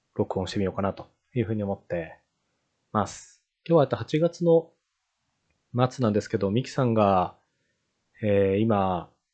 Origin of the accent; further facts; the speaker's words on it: Japan; 私のような、あの、田舎出身の日本人